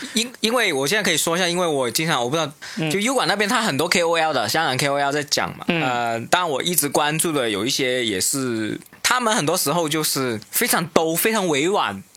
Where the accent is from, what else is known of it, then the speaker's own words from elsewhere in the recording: Shenzhen, Guangdong, China; 因为我是深圳出生长